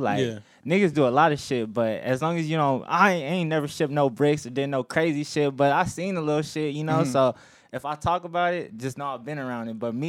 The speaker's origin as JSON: {"language": "English", "town": "Buena Park", "region": "California", "country": "United States", "tie": "born or raised there", "said": "I grew up on Dell and Whitaker. Like Whitaker Street, to be exact. So I went to Whitaker Elementary for 5th and 6th grade. So 8322 Whitaker Street is actually my real address that I used to live at."}